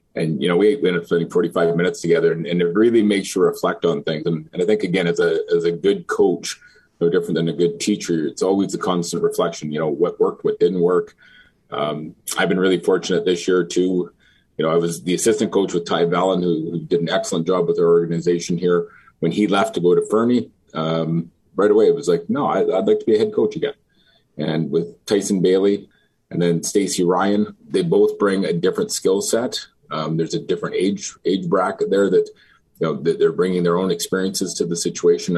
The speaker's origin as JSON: {"language": "English", "town": "Fort Saskatchewan", "region": "Alberta", "country": "Canada", "tie": "born or raised there", "said": "I grew up in Fort Saskatchewan. Uh, played my minor hockey here"}